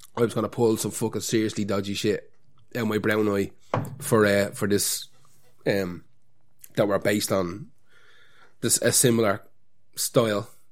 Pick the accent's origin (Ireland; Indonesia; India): Ireland; As Irish people